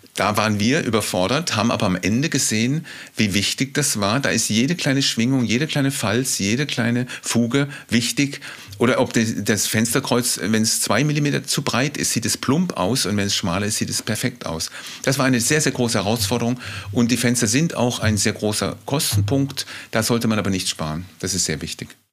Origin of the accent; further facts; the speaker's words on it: Freiburg, Baden-Württemberg, Germany; also born or lived in Mannheim / Berlin; now in Below, Germany; Ursprünglich geboren bin ich auch in Mannheim in einer Großstadt, dann in Freiburg aufgewachsen